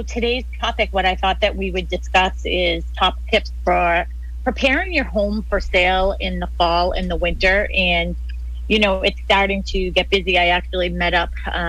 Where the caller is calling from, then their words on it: Boston, Massachusetts, United States; So I am calling in from Boston. That's where we are.